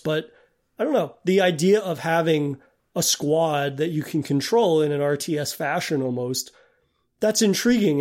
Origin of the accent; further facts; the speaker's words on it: New England, United States; as a bred New Englander